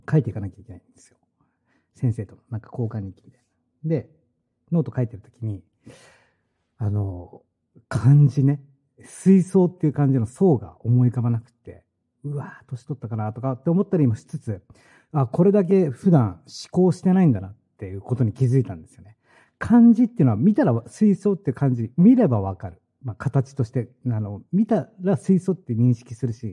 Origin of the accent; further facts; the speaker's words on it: Hokkaido, Japan; 俺は北海道生まれ、北海道育ち